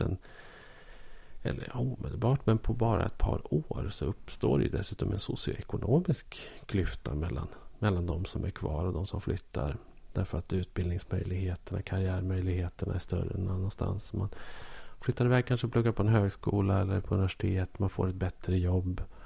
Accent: Bollnäs, Gävleborg County, Sweden; moved away as an adult; i lilla Bollnäs där jag växte upp

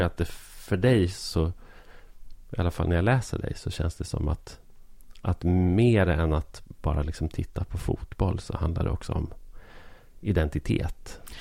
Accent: Arbrå, Gävleborg County, Sweden; moved away; also born or lived in Stockholm; jag växte upp i Arbrå

